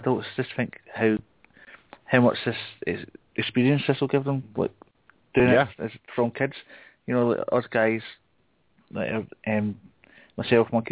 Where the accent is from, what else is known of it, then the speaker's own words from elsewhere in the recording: Glasgow, Scotland, United Kingdom; accent: classic Glasgow accent; my Scottish accent's not too hard to understand